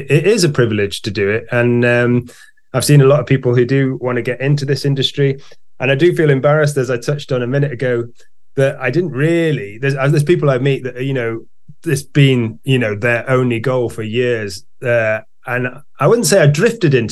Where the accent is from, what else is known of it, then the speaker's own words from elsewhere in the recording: Knutsford, North West England, United Kingdom; also born or lived in Cheltenham; I was born in Cheltenham, and then when I was five, we moved to Knutsford, where I currently live. I did go away briefly, but came back. So I grew up here in Cheshire